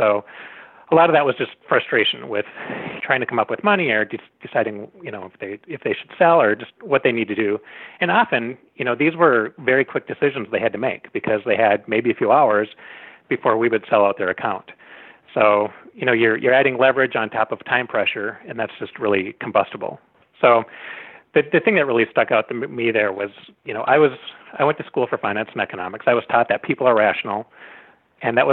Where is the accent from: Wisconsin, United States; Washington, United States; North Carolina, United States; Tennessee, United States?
Wisconsin, United States; North Woods of; I grew up in the North Woods of Wisconsin, so not too far from here.